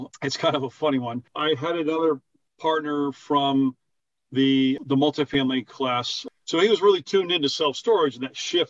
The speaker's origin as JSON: {"language": "English", "town": "Newtown", "region": "Connecticut", "country": "United States", "tie": "born or raised there", "also_born_or_lived": "Warwick, Rhode Island / California", "moved": "as an adult", "said": "I grew up in Connecticut, to high school in Newtown"}